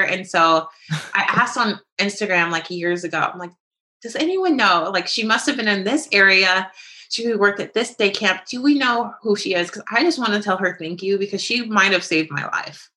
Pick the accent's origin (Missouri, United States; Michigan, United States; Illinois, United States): Missouri, United States; St. Louis; also born or lived in Atlanta; I was born and raised in St. Louis. I did do a brief stint in Atlanta